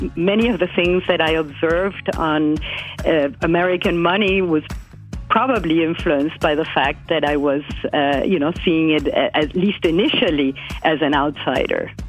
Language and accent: English; Buenos Aires, Argentina; moved away as an adult; now in United States; I grew up in Buenos Aires, in Argentina and my mother was French born, and then I came here when I was 21